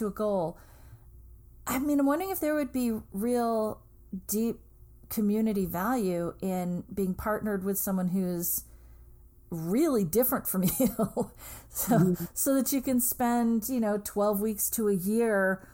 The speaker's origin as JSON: {"language": "English", "region": "New England", "country": "United States", "said": "I'm from New England"}